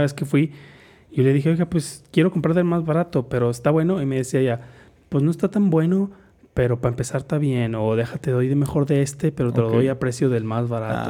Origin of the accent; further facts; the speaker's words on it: Mexico; nada más era yo de mexicano. Entonces yo era así como que, oh, véanme, soy mexicano